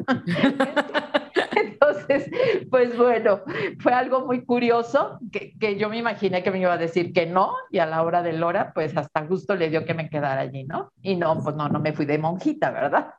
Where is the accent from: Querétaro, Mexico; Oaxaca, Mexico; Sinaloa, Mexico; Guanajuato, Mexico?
Guanajuato, Mexico; Irapuato; Mis papás, pues, son personas que vinieron a Irapuato de Zacatecas